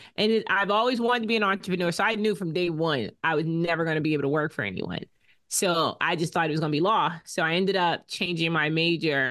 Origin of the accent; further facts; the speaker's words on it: Boston, Massachusetts, United States; accent: Bostonian; we met in Boston because that's where we grew up